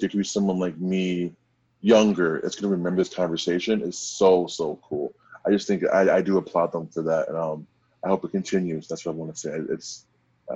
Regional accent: Minneapolis, Minnesota, United States; I'm from Minnesota. I'm from Minneapolis

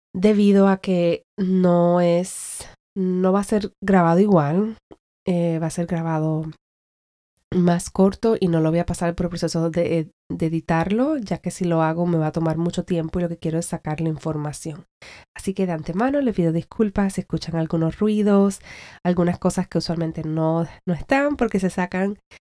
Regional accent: Puerto Rico; soy puertorriqueña y que quiero brindar más para la gente con la que me crié

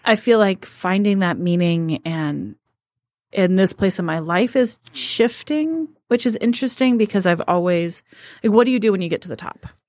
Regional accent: Colorado, United States; moved away as an adult; now in Detroit, United States; I never felt like a Michigander, and I'm from Colorado

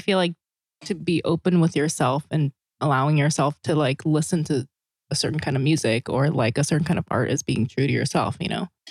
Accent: South Korea; moved away as an adult; also born or lived in Saipan; now in United States; in Korea and then I grew uh-huh. up on this island called Saipan, but like mostly I grew up, you know, in Korea. I mm-hmm. never lived in the States until I was 20 years old.

